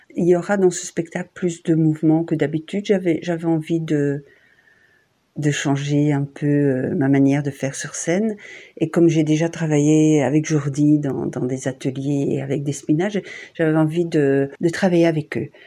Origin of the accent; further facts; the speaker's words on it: Borinage, Wallonia, Belgium; mon enfance à Quem, euh, dans le Borinage